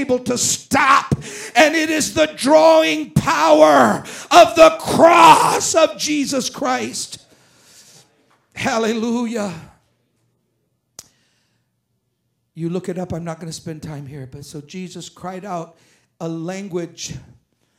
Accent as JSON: {"language": "English", "country": "France", "said": "I'm not speaking French, I'm French, but I'm not speaking French, and I'm speaking English"}